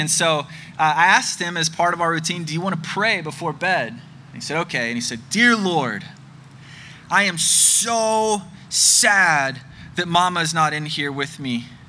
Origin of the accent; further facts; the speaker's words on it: Birmingham, Alabama, United States; my hometown of Birmingham, Alabama